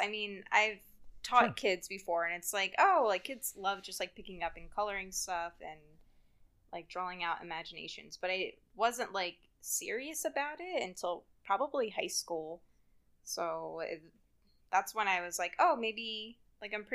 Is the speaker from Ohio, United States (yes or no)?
no; New Jersey, United States; I grew up in South Jersey